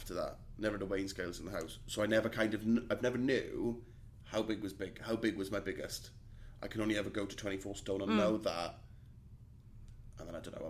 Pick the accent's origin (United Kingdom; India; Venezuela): United Kingdom; Aberdeen, Scotland; we're from Aberdeen